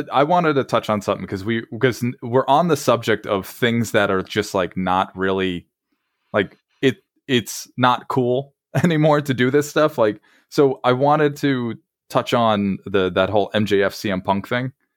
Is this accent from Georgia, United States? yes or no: no; Long Island, New York, United States; I'm from Long Island myself